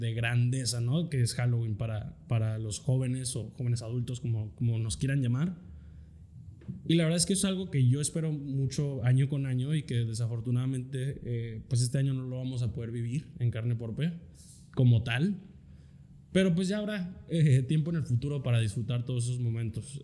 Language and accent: Spanish; Metepec, State of Mexico, Mexico; moved away; also born or lived in Querétaro; donde yo nací en Querétaro y la neta donde más me acuerdo es, fue en, cuando viví en Metepec